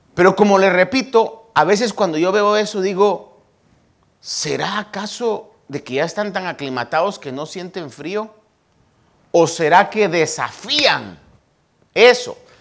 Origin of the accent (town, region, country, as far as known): Guatemala; born or raised there; now in United States